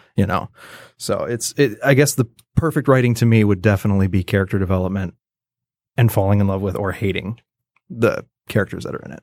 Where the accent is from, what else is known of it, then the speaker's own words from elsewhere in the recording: Roscommon, Michigan, United States; I was born up in a little tiny town called Roscommon, graduated with, like, a hundred and five people or whatever